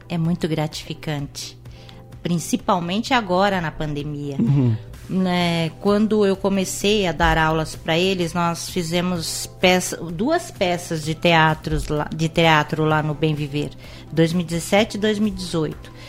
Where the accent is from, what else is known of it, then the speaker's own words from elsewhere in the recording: São Paulo, Brazil; now in Indaiatuba, Brazil; eu sou de São Paulo. Uhum. Eu morei, eu nasci em São Paulo, morei em São Paulo até os 12 anos, depois vim aqui para Indaiatuba